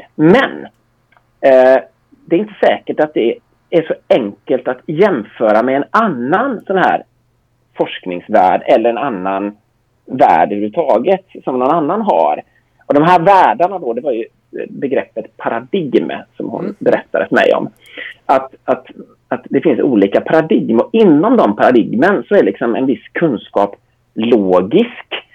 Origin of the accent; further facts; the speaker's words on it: Gothenburg, Västra Götaland, Sweden; jag är uppvuxen i Göteborg sedan 12 års ålder